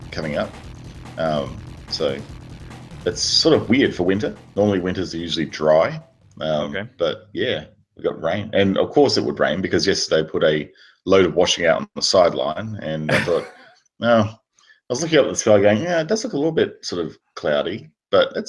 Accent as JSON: {"language": "English", "country": "Australia", "said": "Being an Australian"}